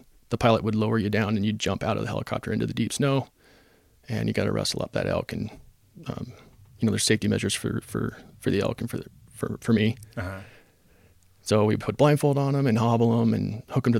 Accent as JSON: {"language": "English", "town": "Phoenix", "region": "Arizona", "country": "United States", "tie": "born or raised there", "moved": "as an adult", "lives_now": "Ogden, United States", "said": "I came here from Arizona. Grew up in Phoenix. Came here to play football and go to school at Weber State."}